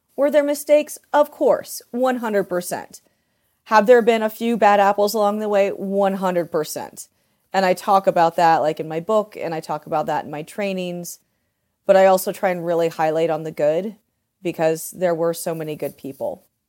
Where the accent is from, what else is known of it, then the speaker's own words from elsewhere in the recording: Delaware, Ohio, United States; moved away; also born or lived in Port Townsend; I'm from Delaware, Ohio